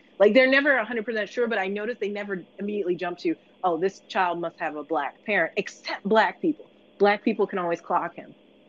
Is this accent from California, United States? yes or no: no; Philadelphia, Pennsylvania, United States; I grew up around here, although people often ask, because again, like my accent doesn't come through as strongly anymore, but at the time when I lived in South Philly, South Philly wasn't black.